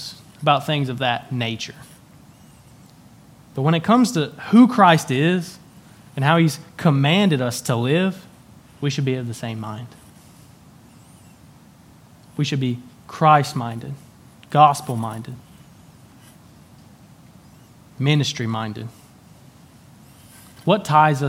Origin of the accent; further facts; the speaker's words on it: Tennessee, United States; I was born and raised in Tennessee